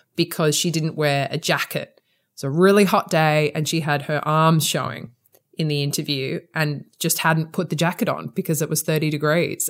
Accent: Sydney, New South Wales, Australia; accent: Australian; moved away as an adult; now in England, United Kingdom; you probably can tell from my accent, mm. I'm Australian. I qualified as a lawyer in Sydney where where I'm from

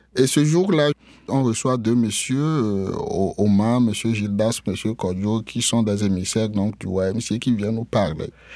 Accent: Atakpamé, Plateaux, Togo; moved away as an adult; now in Canada; Je suis né au Togo, euh, dans une euh, ville appelée Atakpamé.

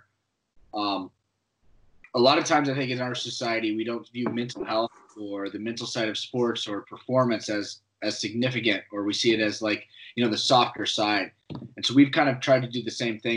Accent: Missouri, United States; I grew up in Missouri

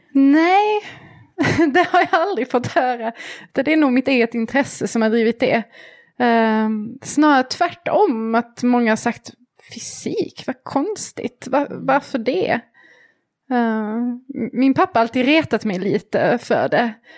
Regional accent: Malmö, Skåne, Sweden; moved away as an adult; also born or lived in Switzerland; när jag flyttade ifrån Malmö där jag växte upp

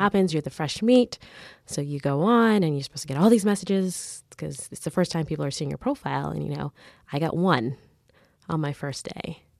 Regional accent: Mississauga, Ontario, Canada; also born or lived in Caribbean; I grew up in the suburbs of Mississauga

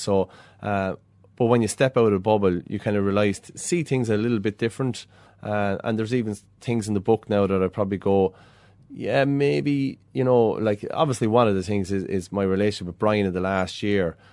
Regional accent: Ballyhale, Leinster, Ireland; when I was a boy growing up in Ballyhale

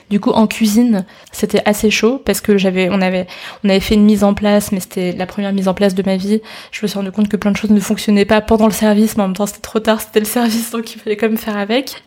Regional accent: Paris, Île-de-France, France; je suis chinoise d'origine, et euh, mais j'ai toujours grandi en France, à Paris, j'ai toujours été à l'école ici

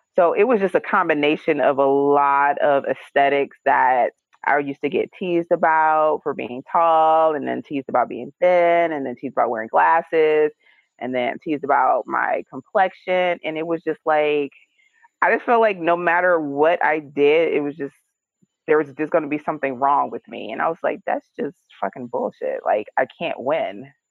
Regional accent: Detroit, Michigan, United States; I grew up in Detroit, Michigan.

